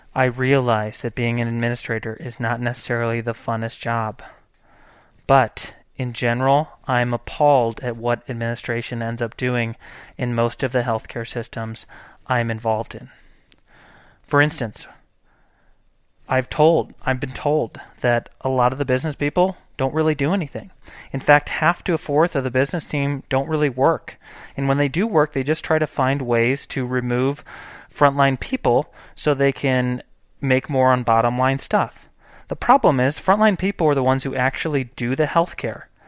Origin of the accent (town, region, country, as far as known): United States